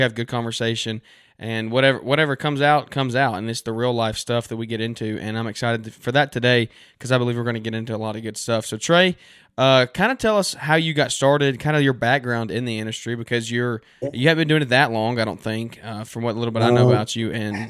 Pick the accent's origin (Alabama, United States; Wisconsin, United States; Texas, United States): Alabama, United States; Birmingham; I'm from Birmingham, so we don't have any professional sports around us.